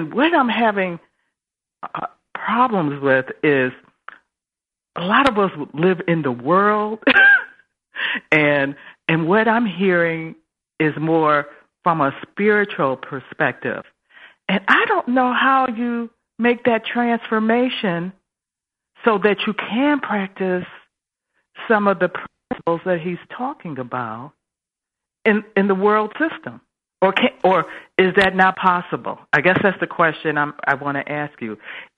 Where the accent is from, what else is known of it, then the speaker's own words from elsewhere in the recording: Buffalo, New York, United States; I'm from Buffalo, New York.